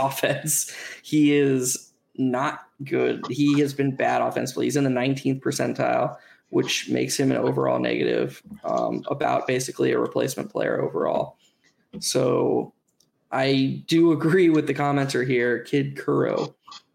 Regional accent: Chapel Hill, North Carolina, United States; I was born in Chapel Hill

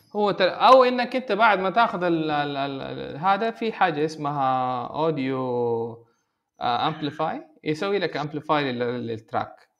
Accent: Saudi Arabia; هنا عندنا في السعوديه

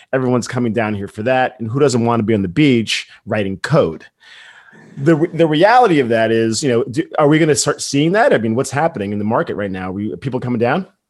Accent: New York, United States; as a New Yorker

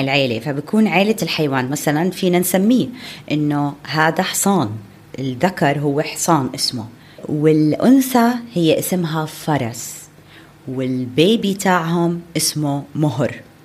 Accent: Amman Governorate, Jordan; عندنا بعمان

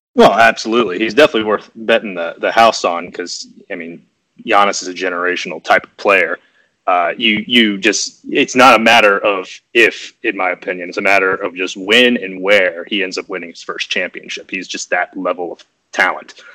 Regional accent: Atlanta, Georgia, United States; I'm originally from Atlanta, and I've lived here through college all the way till now

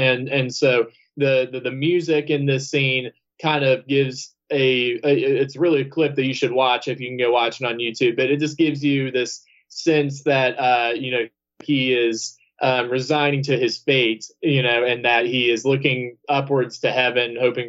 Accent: Georgia, United States; And so, and of course, I'm from the South. I mean, I'm from Georgia. My family, I'm sure, owned land and all that kind of stuff back then.

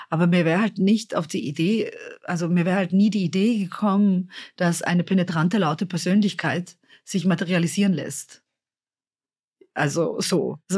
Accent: Innsbruck, Tyrol, Austria; Und ich bin halt davor in Innsbruck aufgewachsen.

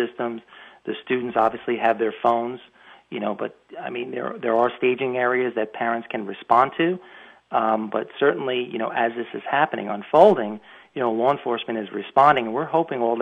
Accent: Long Island, New York, United States; moved away; I'm from Long Island originally

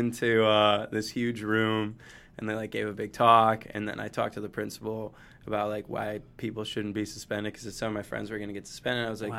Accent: Detroit, Michigan, United States; now in Los Angeles, United States; I'm from Michigan, from Metro Detroit, yes.

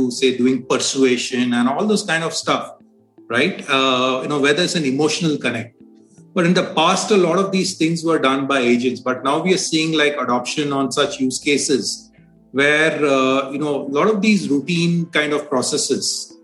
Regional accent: India; being an Indian.

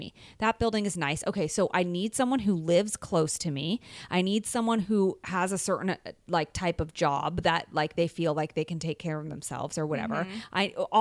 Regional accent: San Francisco, California, United States; now in Los Angeles, United States; I'm from San Francisco originally

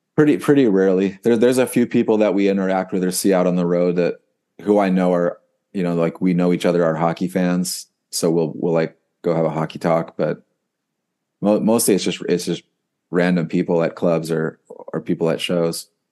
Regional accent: United States; I'm an American

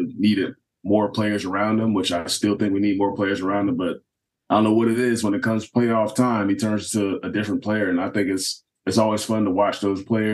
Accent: South Florida, United States; moved away as an adult; also born or lived in Madison, Wisconsin; growing up in South Florida

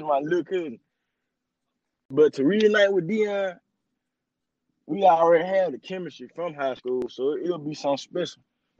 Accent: Jackson, Mississippi, United States; I'm from Jackson.

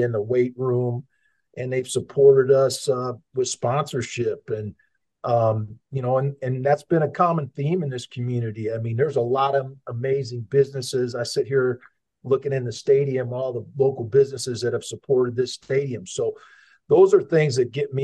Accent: Madison, Wisconsin, United States; now in Fort Collins, United States; I grew up in a college town. I grew up in Madison, Wisconsin

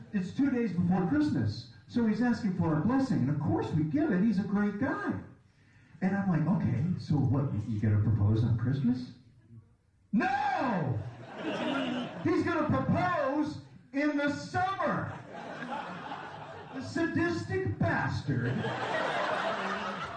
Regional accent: Michigan, United States; moved away as an adult; In 2004, we moved to Michigan, my home state

